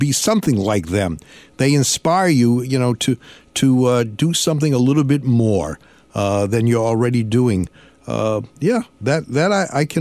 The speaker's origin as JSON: {"language": "English", "town": "Lynn", "region": "Massachusetts", "country": "United States", "said": "Lynn, Massachusetts"}